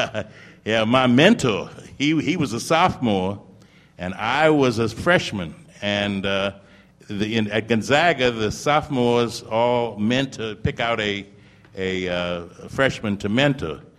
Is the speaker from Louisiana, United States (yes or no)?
no; St. Paul, Minnesota, United States; born there; I'm a Midwesterner. I was born in St. Paul, Minnesota.